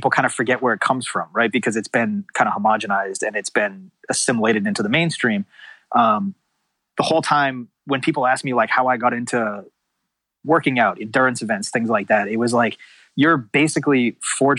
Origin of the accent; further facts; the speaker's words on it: Massachusetts, United States; now in California, United States; I grew up in Massachusetts